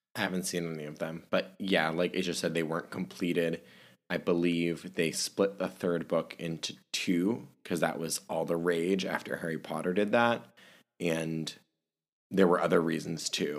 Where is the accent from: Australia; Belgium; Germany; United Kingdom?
Germany; moved away; I was born and raised in Germany